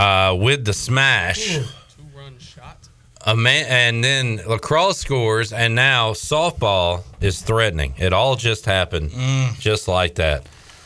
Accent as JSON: {"language": "English", "region": "Hawaii", "country": "United States", "said": "I'm not just going to be some Barney the dinosaur dressed all up in purple sunglasses guy. I'm Hawaiian."}